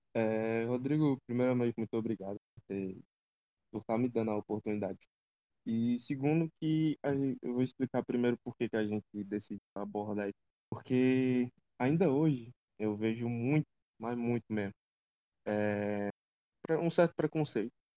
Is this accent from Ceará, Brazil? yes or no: yes; Ceará, Brazil; sou daqui do Ceará, da base Nordeste, do grupo Pode Carro